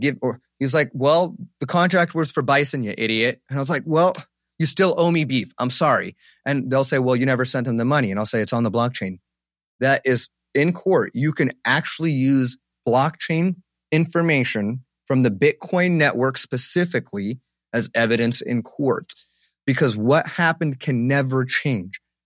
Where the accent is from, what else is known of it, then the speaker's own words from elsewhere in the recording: Egypt; now in United States; my home country, Egypt